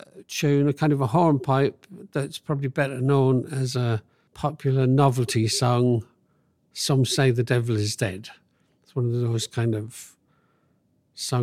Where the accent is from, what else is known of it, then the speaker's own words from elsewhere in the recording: London, United Kingdom; I grew up in London